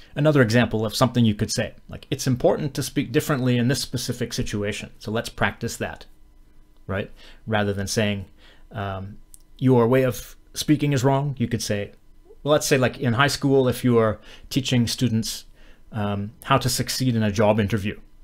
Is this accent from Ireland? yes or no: no; Western Canada, Canada; where I'm from, I'm from Western Canada